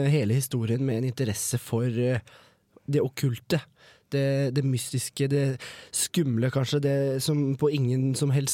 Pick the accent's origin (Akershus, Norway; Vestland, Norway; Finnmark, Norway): Finnmark, Norway; Alta; moved away as an adult; now in Trondheim, Norway; jeg kommer fra Alta.